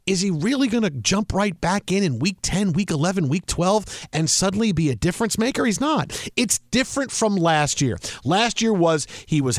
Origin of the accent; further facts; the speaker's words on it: Midwest, United States; accent: Midwest; I, my Midwest accent usually, you know, we, what we need is more Michigan teams to do well besides the Michigan football teams.